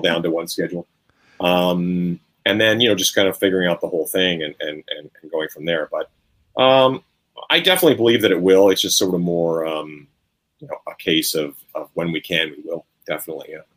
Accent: Canada; I'm Canadian

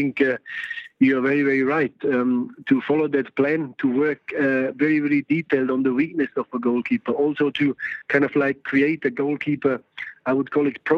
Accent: Yorkshire and the Humber, United Kingdom; accent: Yorkshire; I love Liverpool, you know. I'm a Yorkshire man, as you can hear my accent. So, not too far from Liverpool.

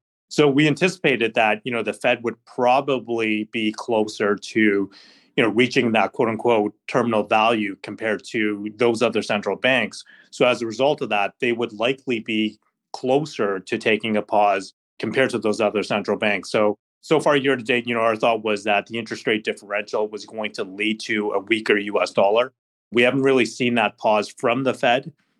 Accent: Canada; So, you know, as a Canadian investor, when you look at the US dollar, you haven't really seen the weakness just because the Canadian dollar has been just as weak.

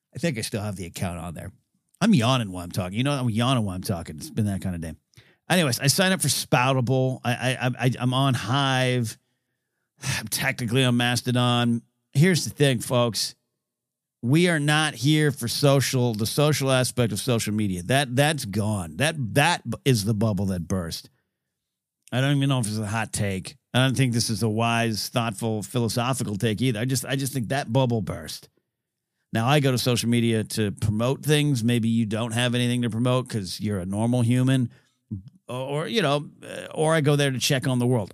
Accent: Central Coast of California, United States; now in Southern California, United States; I grew up in the Central Coast

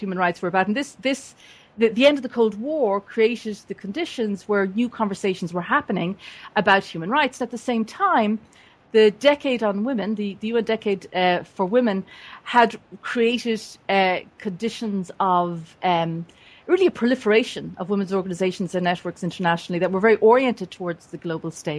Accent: Dublin area, Leinster, Ireland; moved away as an adult; also born or lived in United States; I was born and raised in the Dublin area in Ireland, and left for the United States in 1984

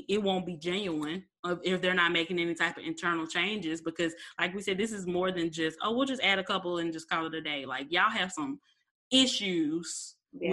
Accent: Memphis, Tennessee, United States; my hometown in Memphis

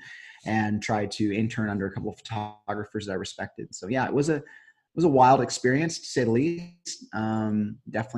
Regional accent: San Luis Obispo, California, United States; I grew up here, Central California.

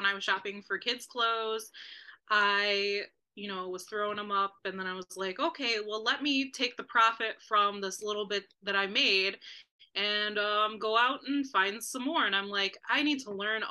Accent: Cleveland, Ohio, United States; I grew up in Cleveland

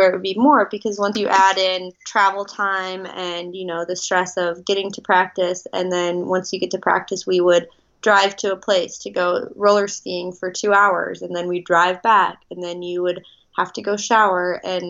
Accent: Midwest, United States; Growing up in the Midwest, I was very much of a homebody and loved everything that had to do with being around my family and what I was used to.

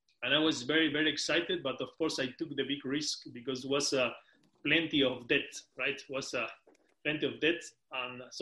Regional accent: Patagonia, Argentina; moved away as an adult; now in United Kingdom; I'm originally from Patagonia, from Argentina, the end of the world nice. In South America. And then I moved to the UK 7 years ago

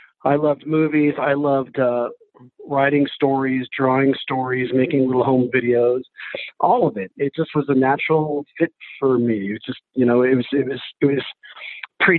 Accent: New Hampshire, United States; also born or lived in Texas / Colorado; now in Los Angeles, United States; I was born in Texas, grew up in New Hampshire.

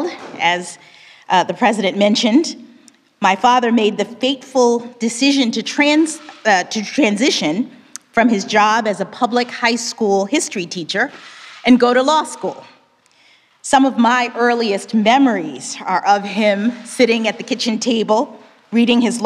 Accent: Miami, Florida, United States; moved away; my hometown of Miami, Florida

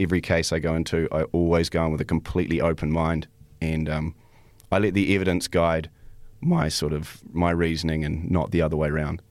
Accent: New Zealand; also born or lived in Canada; I was born in Canada, and, um, but I've lived in New Zealand most of my life.

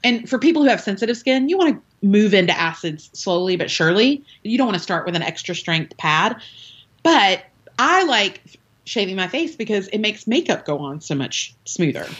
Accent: the South, United States; I'm from the South, so we say oil.

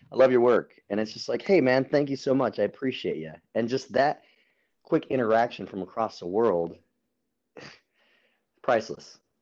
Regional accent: Albuquerque, New Mexico, United States; moved away as an adult; now in San Diego, United States; I am from Albuquerque, New Mexico. I moved out to San Diego

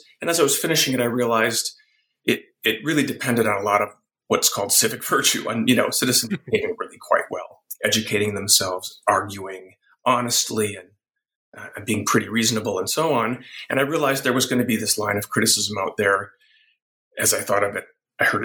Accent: Wisconsin, United States; I grew up in Wisconsin

